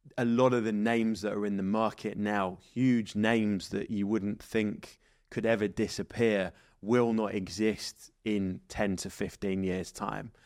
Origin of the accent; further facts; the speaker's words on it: England, United Kingdom; now in Dubai, United Arab Emirates; as English people